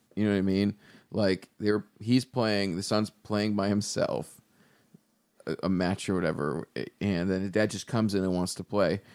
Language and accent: English; Buffalo, New York, United States; moved away as an adult; also born or lived in Chicago; we're both from Buffalo